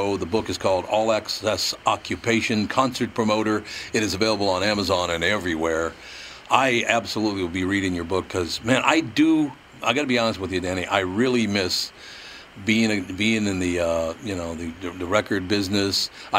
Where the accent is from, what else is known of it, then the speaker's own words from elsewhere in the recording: Chicago, Illinois, United States; growing up in Chicago, one of the great music markets in the United States.